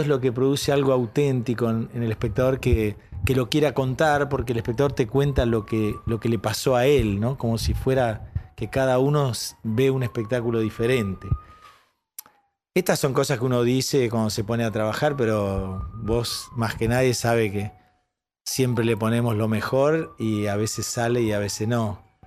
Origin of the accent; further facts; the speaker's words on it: Paraná, Entre Ríos, Argentina; Yo nací en Paraná, en Entre Ríos